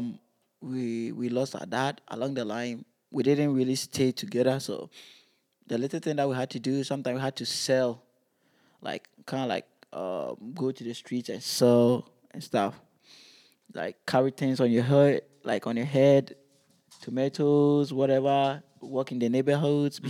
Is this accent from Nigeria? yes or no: no; Ghana; moved away; growing up in Ghana